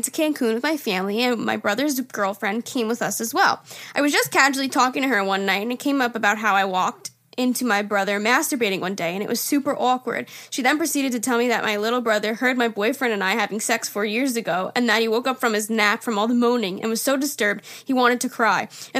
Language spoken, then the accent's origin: English; Long Island, New York, United States; I'm from Long Island.